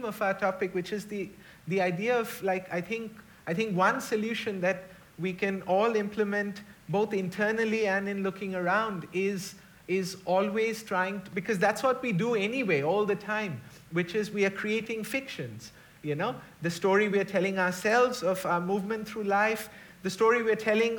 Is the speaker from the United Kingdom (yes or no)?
no; India; moved away as an adult; now in New Zealand; We're in a very dark time in India right now